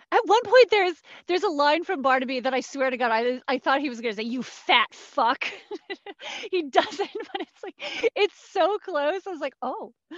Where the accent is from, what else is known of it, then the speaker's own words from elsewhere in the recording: Cincinnati, Ohio, United States; I come from Cincinnati